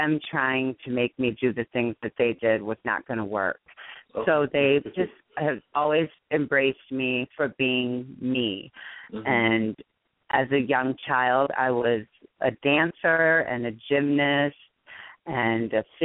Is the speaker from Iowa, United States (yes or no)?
yes; Waterloo, Iowa, United States; moved away; also born or lived in Hawaii / Chicago; I'm from Waterloo, Iowa, which is not a super small town, but obviously next to Chicago. It's a smaller town in Iowa. Very laid. I mean, it's like a laid back place, but it's a great place to grow up